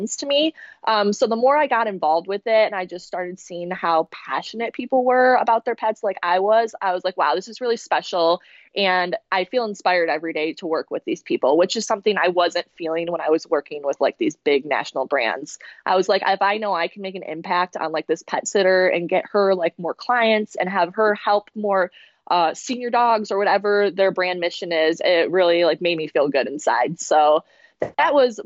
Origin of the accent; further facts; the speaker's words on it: Grand Rapids, Michigan, United States; I was ingrained in the dog community here in my hometown of Grand Rapids